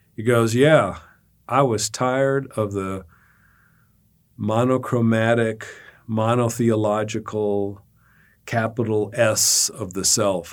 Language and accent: English; Montana, United States; I'm from Montana